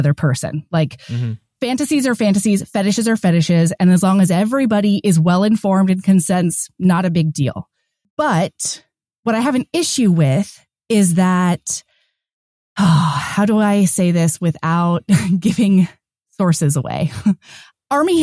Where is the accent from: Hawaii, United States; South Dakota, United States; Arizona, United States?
Hawaii, United States; when I was young and I grew up in Hawaii.